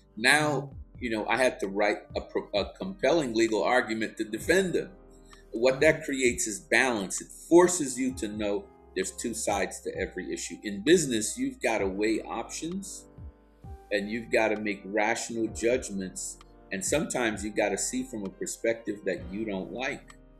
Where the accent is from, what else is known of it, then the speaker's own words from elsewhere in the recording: East Orange, New Jersey, United States; also born or lived in Georgetown, Guyana; I grew up in East Orange, New Jersey